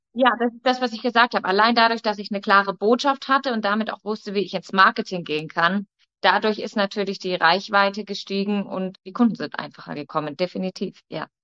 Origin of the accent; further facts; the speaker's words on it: Munich, Bavaria, Germany; Ich komme, wie gesagt, aus München